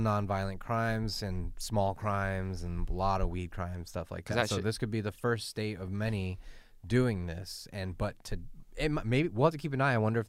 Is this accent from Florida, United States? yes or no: no; California, United States; the mentality of growing up in Southern California.